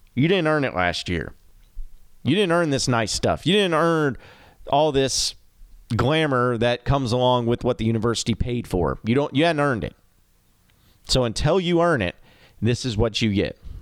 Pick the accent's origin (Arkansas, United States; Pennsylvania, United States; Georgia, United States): Arkansas, United States; I grew up in the state of Arkansas. I'm from Arkansas